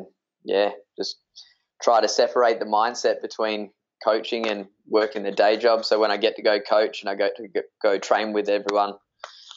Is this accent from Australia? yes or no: yes; Perth, Western Australia, Australia; born or raised there